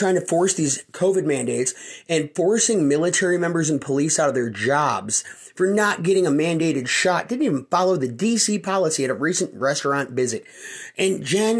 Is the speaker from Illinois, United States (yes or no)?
yes; Illinois, United States; moved away as an adult; now in Ohio, United States; I come from the state of Illinois. I've recently moved to the state of Ohio.